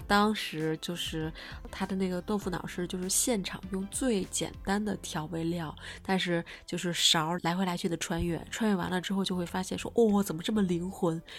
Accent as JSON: {"language": "Chinese", "region": "Beijing", "country": "China", "tie": "born or raised there", "said": "作为一个北京土著"}